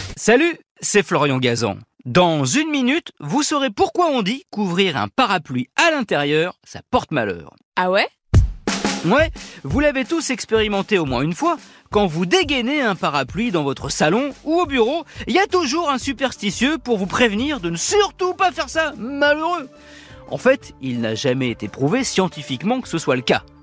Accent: France; chez nous en France

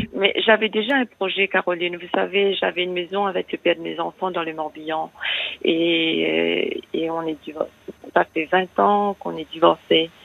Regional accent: Mauritius; now in France; Je suis d'origine mauricienne.

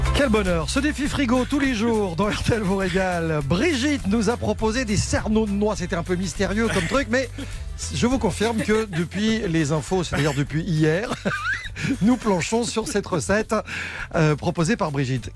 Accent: France; chez nous en France

